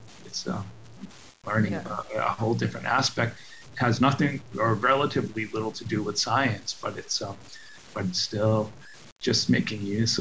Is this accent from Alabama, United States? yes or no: no; Rhode Island, United States; moved away as an adult; also born or lived in Hanover, New Hampshire; now in La Jolla, United States; I'm originally from Rhode Island, Kentucky, Rhode Island on the East Coast, and I've went to Tolman High School